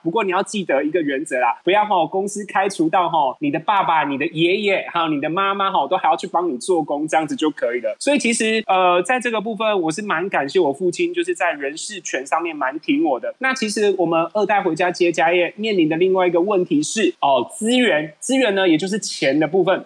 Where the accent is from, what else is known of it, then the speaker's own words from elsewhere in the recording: Yunlin County, Taiwan; also born or lived in Japan; 我来自于云林，那我的家族呢，四代七十五年从事那个猪肉制品